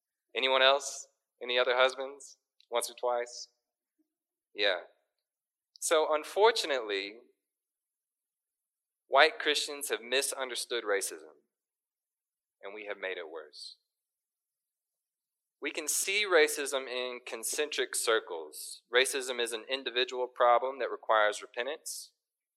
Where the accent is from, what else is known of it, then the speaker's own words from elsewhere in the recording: Little Rock, Arkansas, United States; now in Fayetteville, United States; I was born and raised in Little Rock, and I came to Northwest Arkansas for college and stayed